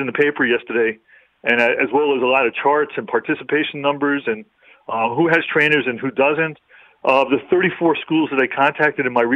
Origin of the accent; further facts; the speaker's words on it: New York City, New York, United States; I grew up in New York City in Long Island